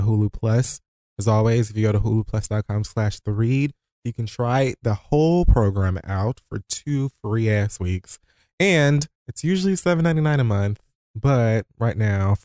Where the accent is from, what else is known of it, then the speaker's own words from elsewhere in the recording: the South, United States; I'm from the South